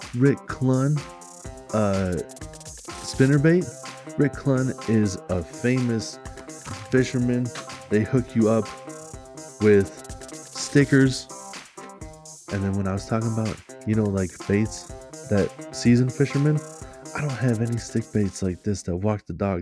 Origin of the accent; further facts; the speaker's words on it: Minnesota, United States; I'm Minnesotan for sure